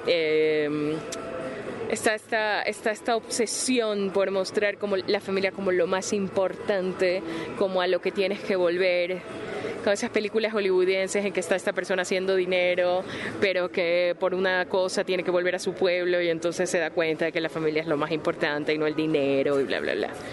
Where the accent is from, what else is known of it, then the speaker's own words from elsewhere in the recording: Ecuador; soy ecuatoriana